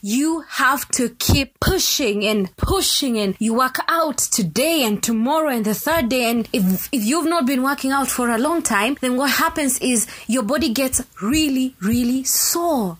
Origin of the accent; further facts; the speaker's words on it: Kenya; I come from Kenya